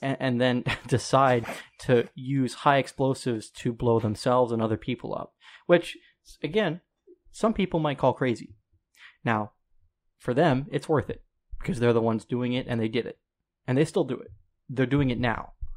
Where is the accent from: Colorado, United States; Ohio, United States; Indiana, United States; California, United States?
Colorado, United States; I'm from Colorado